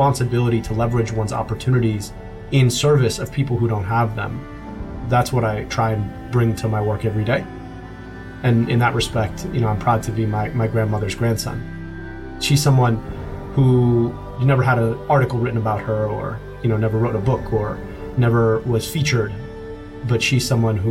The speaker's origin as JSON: {"language": "English", "country": "United States", "also_born_or_lived": "United Kingdom", "said": "my stepmother who raised me is a daughter of the American Revolution, and I am profoundly an American"}